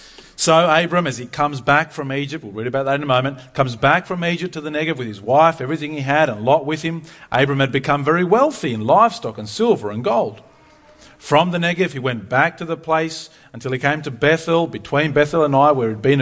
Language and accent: English; Argentina; I'm a missionary kid. I grew up in Argentina, if you didn't know that. My parents have been missionaries all of my life, really.